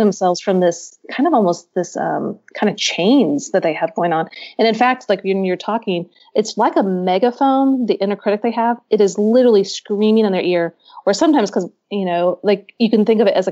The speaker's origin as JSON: {"language": "English", "region": "Midwest", "country": "United States", "moved": "yes", "lives_now": "Nashville, United States", "said": "I'm from the Midwest, and I live in Nashville now"}